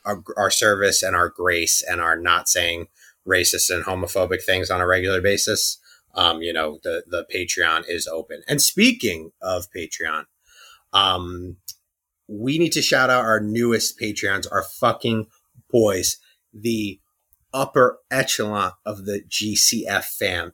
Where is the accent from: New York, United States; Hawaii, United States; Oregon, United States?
New York, United States; We're both obviously from New York